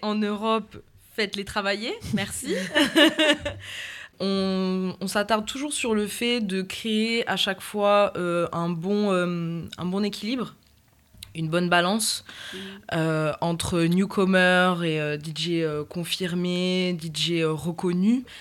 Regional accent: Toulouse, Occitania, France; also born or lived in Réunion; je viens de la ville rose

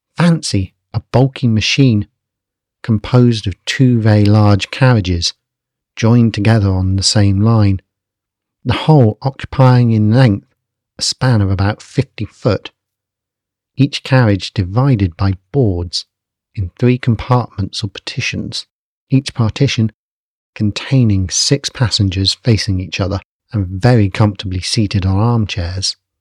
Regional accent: Basingstoke, South East England, United Kingdom; my hometown, which at that point was a sleepy agrarian town called Basingstoke

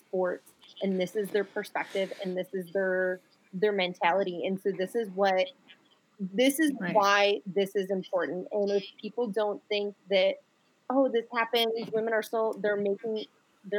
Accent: Buffalo, New York, United States; moved away; also born or lived in Rochester, New York; I was born and raised in Buffalo and Rochester, New York

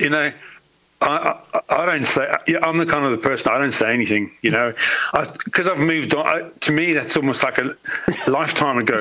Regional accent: England, United Kingdom; I've always had a British passport, right. so yeah, always would have been England

